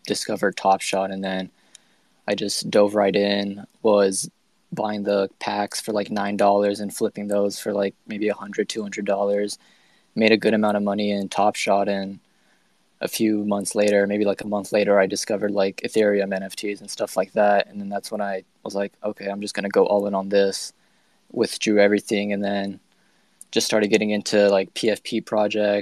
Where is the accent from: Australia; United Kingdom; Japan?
Japan; moved away; I was born and raised in Japan.